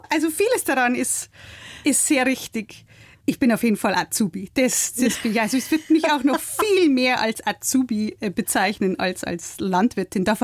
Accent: Bavaria, Germany; now in Hamburg, Germany; ich bin eine in Hamburg lebende niederbayerische Großstadtbäuerin. Aufgewachsen bin ich in der Holledau auf dem Hof, den mein Vater im Nebenerwerb bewirtschaftet hat.

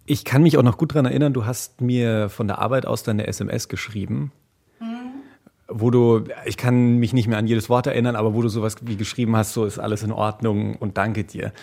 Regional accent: Franconia, Bavaria, Germany; ich bin in Franken aufgewachsen.

